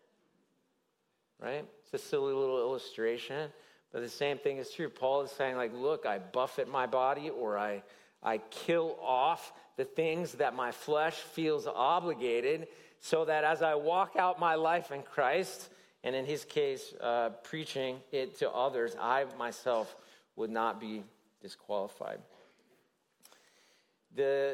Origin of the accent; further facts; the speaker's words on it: Tennessee, United States; I grew up in Tennessee